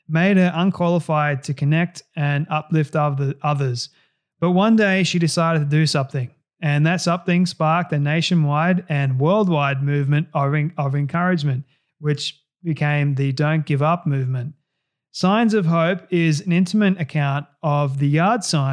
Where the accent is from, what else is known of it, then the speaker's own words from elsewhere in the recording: Australia; accent: Aussie; getting rid of the Aussie accent